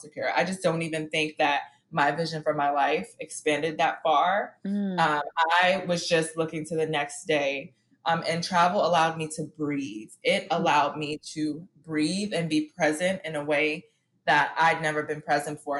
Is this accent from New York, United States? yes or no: yes; New York City, New York, United States; I grew up in Harlem and my world was very small where I grew up